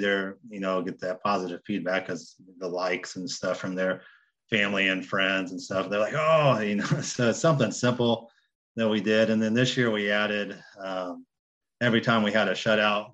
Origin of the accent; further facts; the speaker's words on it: Indianapolis, Indiana, United States; moved away as an adult; also born or lived in Southeast Ohio; now in Ohio, United States; I'm from Indianapolis